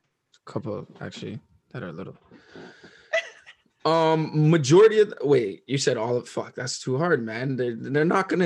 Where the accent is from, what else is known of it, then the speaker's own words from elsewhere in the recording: Mississauga, Ontario, Canada; I'm always rep Mississauga. I'm not born in Toronto. I was never from Toronto. My cousins live in Toronto. My family lives in Toronto, sure. But I'm not from Toronto.